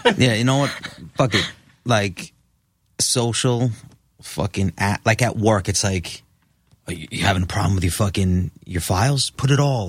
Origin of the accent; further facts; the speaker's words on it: New York, United States; born and raised in New York